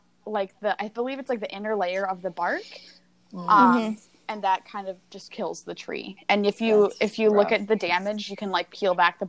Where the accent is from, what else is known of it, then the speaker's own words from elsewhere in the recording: Minnesota, United States; Well, in my hometown, in way up there in the north in Minnesota, you betcha.